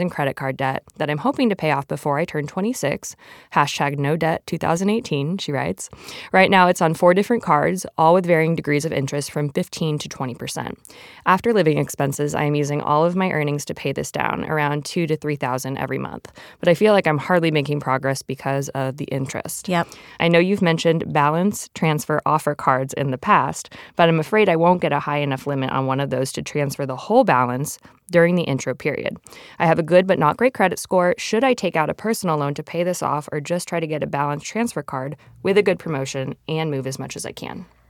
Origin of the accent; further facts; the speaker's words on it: Arizona, United States; I come from Arizona